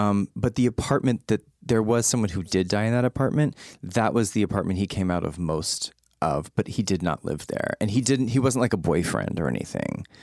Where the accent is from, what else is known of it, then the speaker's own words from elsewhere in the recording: San Antonio, Texas, United States; I grew up in San Antonio